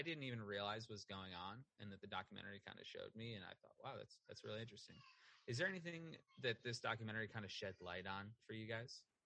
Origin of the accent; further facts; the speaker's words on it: Detroit, Michigan, United States; I grew up in Detroit